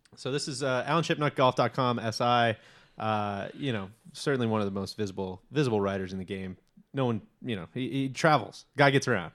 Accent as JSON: {"language": "English", "town": "Chicago", "region": "Illinois", "country": "United States", "tie": "born or raised there", "said": "I grew up in Chicago"}